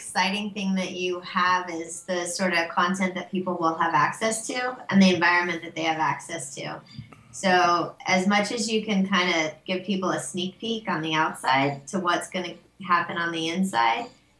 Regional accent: Southern California, United States; I'm American. I was born in Southern California.

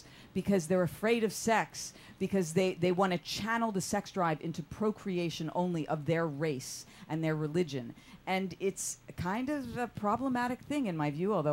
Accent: Philadelphia, Pennsylvania, United States; I'm from Philly

